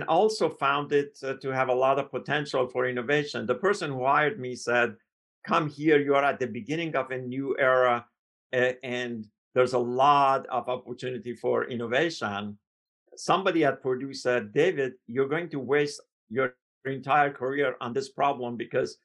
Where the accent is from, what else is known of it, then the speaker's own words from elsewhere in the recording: Iran; moved away as an adult; now in United States; I came from Iran, so I was a foreign student.